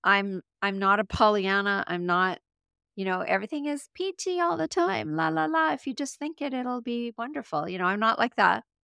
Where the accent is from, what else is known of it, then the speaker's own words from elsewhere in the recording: Canada; I'm from Canada